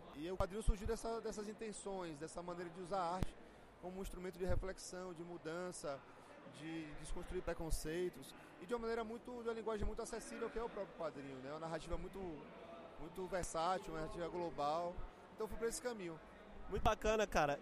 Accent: Bahia, Brazil; da minha terra, da Bahia

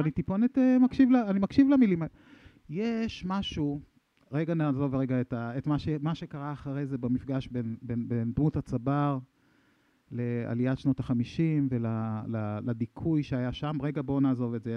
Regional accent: Sha'ar HaGolan, Northern District, Israel; אני, אני מקיבוץ שער הגולן, לא מקריית שמונה

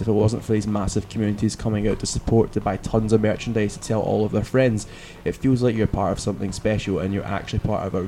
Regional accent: Glasgow, Scotland, United Kingdom; we're from Glasgow

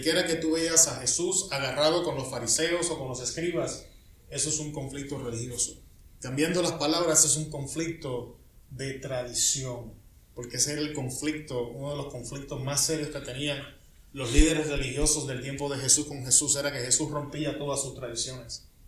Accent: Puerto Rico; moved away; Yo soy puertorriqueño

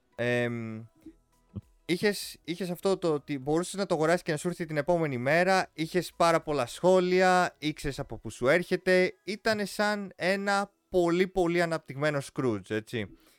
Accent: Greece; εμείς σαν Έλληνες

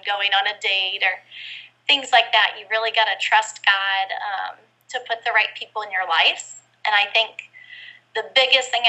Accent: Fort Wayne, Indiana, United States; moved away as an adult; now in Japan; I'm from Fort Wayne, Indiana. I was born and raised there until college.

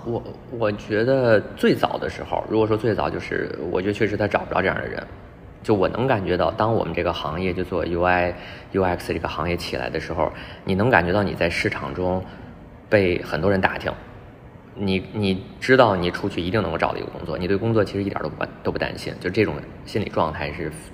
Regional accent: Beijing, China; moved away as an adult; also born or lived in Guangzhou; 我是北京人嘛，然后在广州也待了一段时间，说还是想，还是可能得回老家

